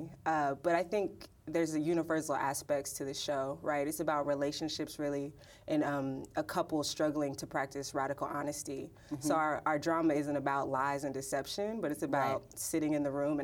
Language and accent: English; Texas, United States; now in Brooklyn, United States; I'm from Texas